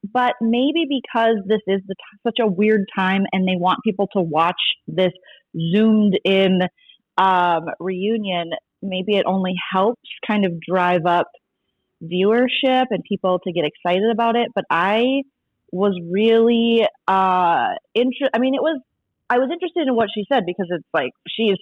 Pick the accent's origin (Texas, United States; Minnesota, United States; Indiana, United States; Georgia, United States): Minnesota, United States; moved away as an adult; I'm from Minnesota, so I'm not really still, I've been out here 6 years, but I'm not really used to earthquakes